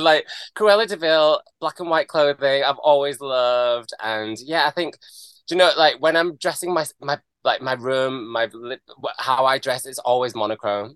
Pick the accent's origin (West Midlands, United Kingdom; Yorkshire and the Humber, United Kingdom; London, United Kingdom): Yorkshire and the Humber, United Kingdom; Brighouse; I'm from Yorkshire. I'm from Brighouse.